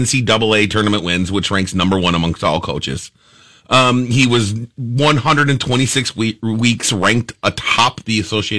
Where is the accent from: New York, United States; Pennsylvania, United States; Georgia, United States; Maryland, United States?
New York, United States; Syracuse; I'm from Syracuse.